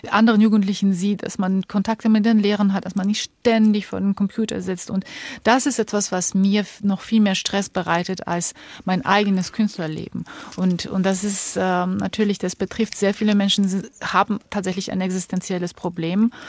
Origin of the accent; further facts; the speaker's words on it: Georgia; Ich komme ja aus Georgien, wo mhm. auch so viel äh, Unruhe herrscht.